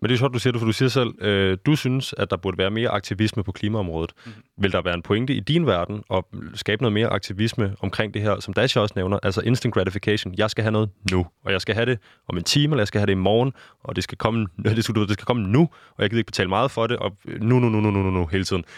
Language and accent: Danish; Denmark; nu er jeg jo dansker